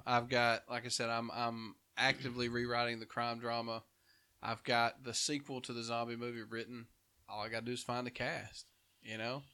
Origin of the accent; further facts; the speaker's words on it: Dora, Alabama, United States; moved away; I'm from Dora originally